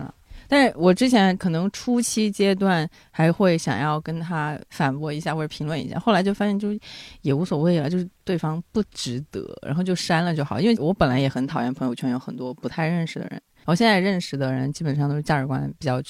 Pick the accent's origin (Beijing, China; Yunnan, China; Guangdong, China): Guangdong, China; Chinese is a second language; moved away as an adult; also born or lived in United States; 我是广东人哦